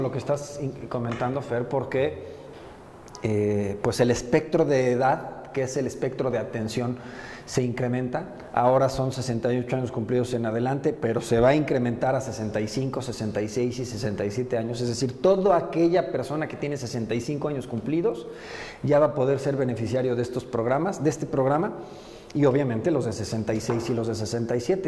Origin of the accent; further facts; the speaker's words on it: Puebla, Mexico; poblano nací y poblano me moriré y, yo me considero más poblano que, que cualquier poblano. Yo, yo aquí me he desarrollado toda la vida